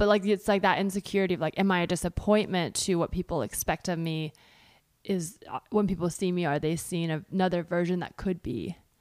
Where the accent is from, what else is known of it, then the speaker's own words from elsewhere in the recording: California, United States; I grew up in California